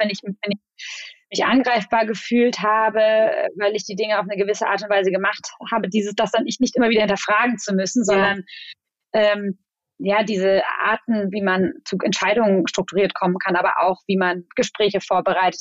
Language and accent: German; Germany; also born or lived in Mannheim; now in Berlin, Germany; ich bin äh, Deutsch-Spanierin, meine Mutter ist Spanierin ähm, und ich bin zwar in Deutschland aufgewachsen